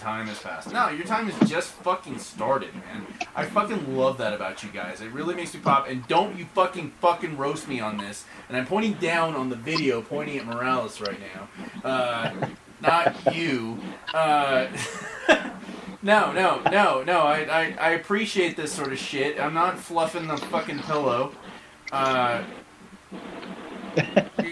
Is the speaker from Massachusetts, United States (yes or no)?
no; Hatch, New Mexico, United States; now in Colorado, United States; we're from Hatch, New Mexico. We have a farm there.